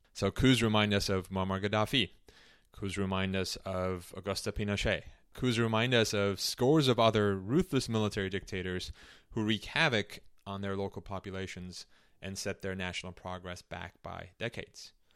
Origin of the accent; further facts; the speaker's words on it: Istanbul, Turkey; moved away; also born or lived in Chicago; I was born in Istanbul, Turkey, at a time when the country was under military rule.